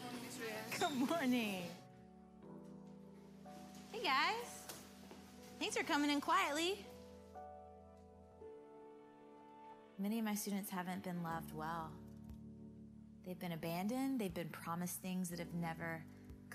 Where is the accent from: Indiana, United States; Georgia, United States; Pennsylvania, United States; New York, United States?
Georgia, United States; I grew up in Georgia, mostly at my grandmother's house because my mom and dad were divorced.